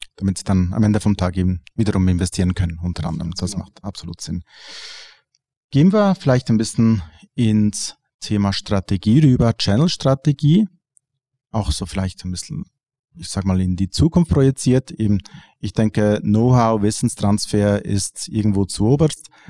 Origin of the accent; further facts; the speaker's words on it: Switzerland; bei uns in der Schweiz